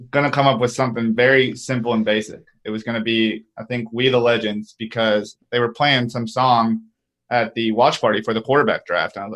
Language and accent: English; Chattanooga, Tennessee, United States; moved away as an adult; now in Atlanta, United States; I'm actually from Tennessee, but I'm from the east side of Tennessee in Chattanooga.